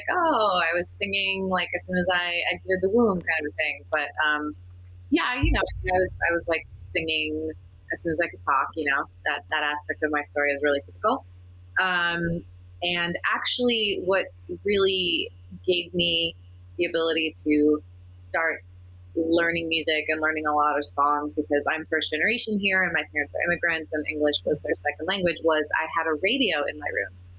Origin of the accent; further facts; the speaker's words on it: New York, United States; also born or lived in Los Angeles; now in Northern New Jersey, United States; I was born in New York, lived in New York and northern New Jersey